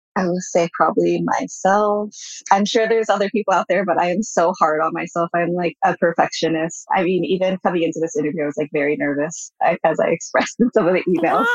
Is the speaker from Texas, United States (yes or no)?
no; Bay Area, California, United States; first language Japanese; English is a second language; also born or lived in Japan; I grew up in the Bay Area too, and which is quite different than the rest of the US